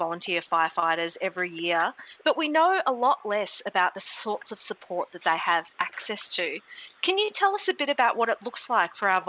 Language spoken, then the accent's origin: English; Western Australia, Australia; now in Melbourne, Australia; Western Australia, my home state, actually.